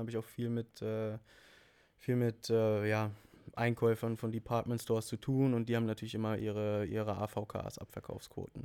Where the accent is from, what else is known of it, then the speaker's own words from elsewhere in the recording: Münsterland, North Rhine-Westphalia, Germany; bei uns local im, im Münsterland, wo ich herkomme